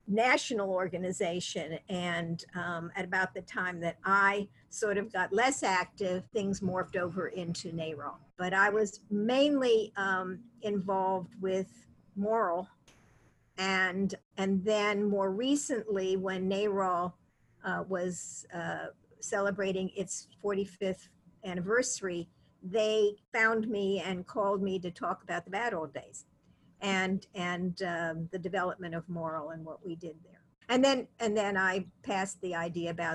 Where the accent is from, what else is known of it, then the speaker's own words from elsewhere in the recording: Ohio, United States; now in Massachusetts, United States; my home state of Ohio